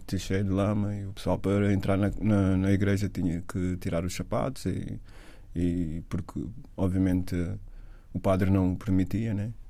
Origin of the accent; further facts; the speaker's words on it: Amadora, Lisbon, Portugal; moved away as an adult; also born or lived in London, United Kingdom; nasci na Cova da Moura